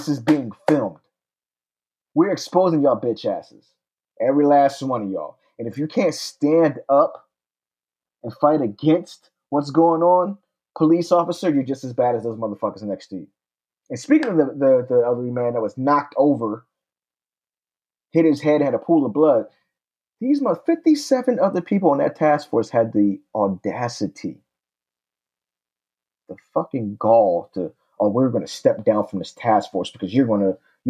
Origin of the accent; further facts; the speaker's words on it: Pennsylvania, United States; my hometown of Pennsylvania.